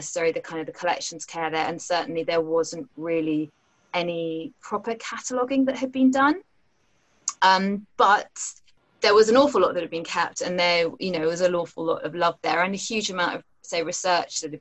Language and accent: English; London, United Kingdom; I grew up in Wimbledon, so I know the area well